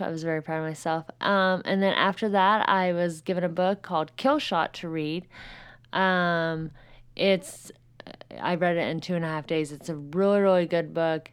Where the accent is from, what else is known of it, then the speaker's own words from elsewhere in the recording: Southern Indiana, United States; I'm from Southern Indiana